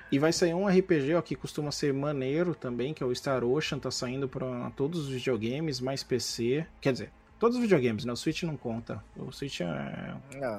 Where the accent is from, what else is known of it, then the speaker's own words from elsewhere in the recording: São Sebastião, Brazil; moved away; São Sebastião de onde eu vim